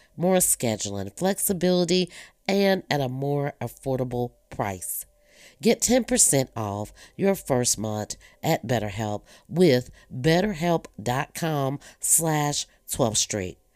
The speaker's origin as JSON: {"language": "English", "region": "North Carolina", "country": "United States", "tie": "born or raised there", "also_born_or_lived": "Virginia", "said": "we moved to North Carolina from Virginia. I had to be every bit of maybe eight, nine years old"}